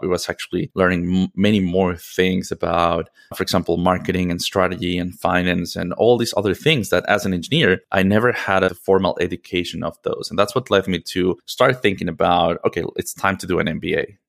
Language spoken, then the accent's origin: English; Mexico City, Mexico; moved away as an adult; I am originally from Mexico City, and I lived most of my life there.